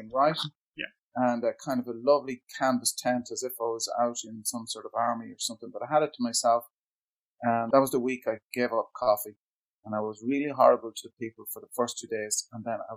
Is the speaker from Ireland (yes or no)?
yes; Ireland; I come from Ireland, actually, in a small border town